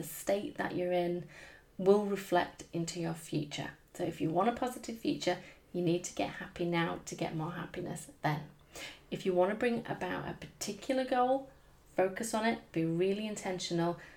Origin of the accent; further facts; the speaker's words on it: United Kingdom; I'm British